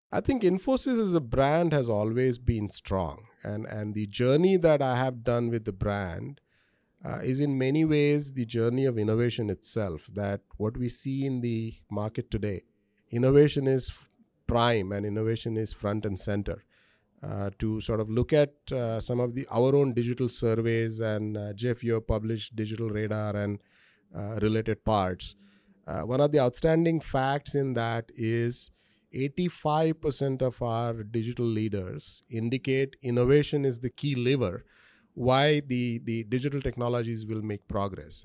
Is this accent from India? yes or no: yes; India; moved away as an adult; now in United States; I grew up in India